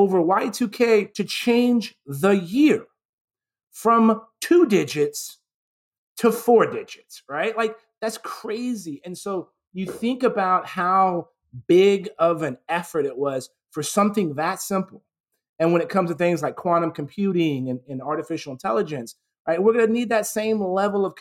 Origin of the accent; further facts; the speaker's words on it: San Antonio, Texas, United States; I grew up in San Antonio, Texas, and I had never been outside of Texas